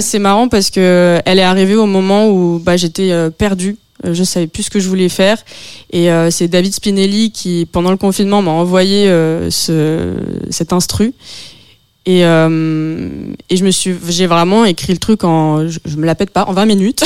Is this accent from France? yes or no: yes; France; je suis française